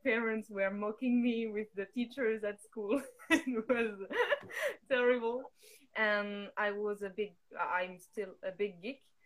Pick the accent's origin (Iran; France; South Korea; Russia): France; also born or lived in Brittany; I'm from France